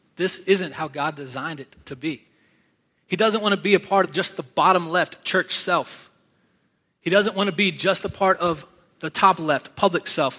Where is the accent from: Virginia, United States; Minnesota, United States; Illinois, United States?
Virginia, United States; now in South Carolina, United States; I was born and raised in Virginia. Now I live in South Carolina